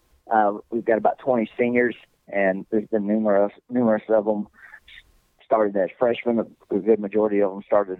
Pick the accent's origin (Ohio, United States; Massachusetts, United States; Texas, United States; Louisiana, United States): Texas, United States; Boyd; I'm from Boyd. Mm-hmm. Coach Carr coached me